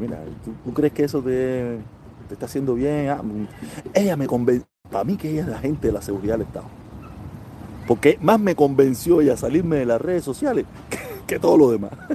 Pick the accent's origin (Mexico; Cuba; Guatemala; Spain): Cuba; los cubanos somos